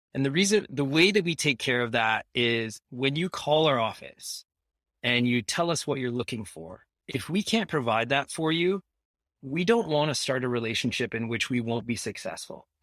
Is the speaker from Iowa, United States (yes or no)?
yes; Iowa, United States; moved away as an adult; now in Ajax, Canada; I'm an American. I was born in Iowa